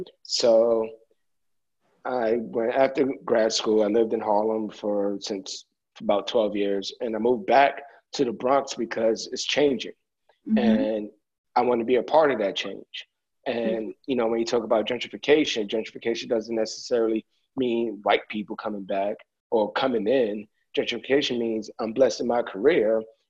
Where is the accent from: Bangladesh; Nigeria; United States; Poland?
Nigeria; Regardless if you own it or not, again, I grew up in Nigeria.